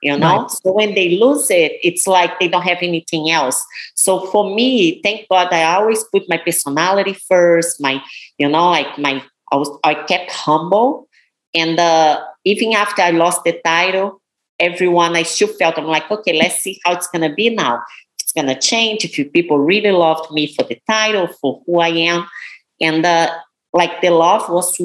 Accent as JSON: {"language": "English", "country": "Brazil", "second_language": "English", "moved": "as an adult", "lives_now": "United States", "said": "I came from Brazil. I didn't speak any English. I taught myself English"}